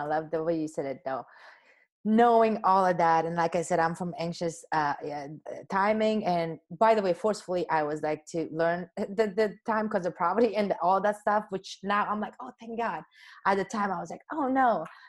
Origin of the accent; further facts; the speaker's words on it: Afghanistan; So as you know, I came from Afghanistan, but even before that, my mom and my grandmother and generation after generation